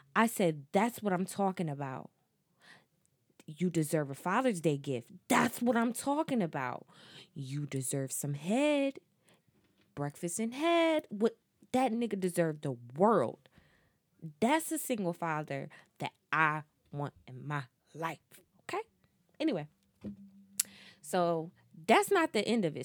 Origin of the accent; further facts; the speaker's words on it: New Jersey, United States; I'm from Jersey